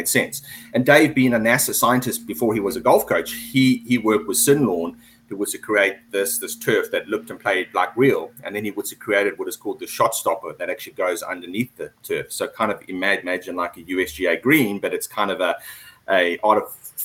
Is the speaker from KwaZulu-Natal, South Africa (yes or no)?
yes; Durban, KwaZulu-Natal, South Africa; moved away as an adult; also born or lived in Harare, Zimbabwe / Johannesburg, South Africa / United Kingdom / Switzerland; now in Vietnam; we moved down to South Africa when I was about 5 or 6 years old, Durban, which is on the east coast. I went to school there